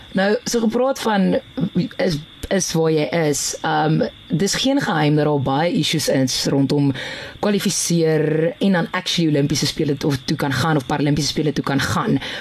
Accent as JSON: {"language": "Afrikaans", "town": "Piet Retief", "region": "Mpumalanga", "country": "South Africa", "said": "ek kom van Pietretief af"}